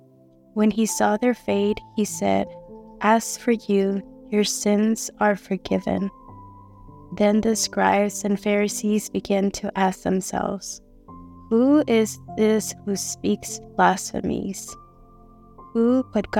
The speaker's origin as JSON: {"language": "English", "town": "Houston", "region": "Texas", "country": "United States", "said": "I'm from Houston, Texas"}